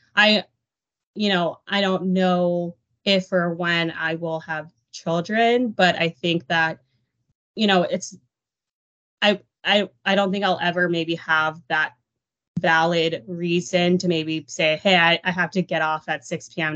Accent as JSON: {"language": "English", "town": "Dallas", "region": "Texas", "country": "United States", "tie": "born or raised there", "moved": "yes", "said": "I was born and raised in the Dallas area"}